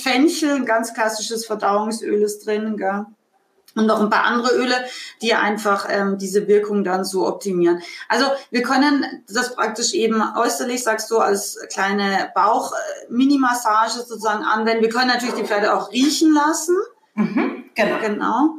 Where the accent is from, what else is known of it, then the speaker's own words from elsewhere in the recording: Austria; aus meinem Heimatland Österreich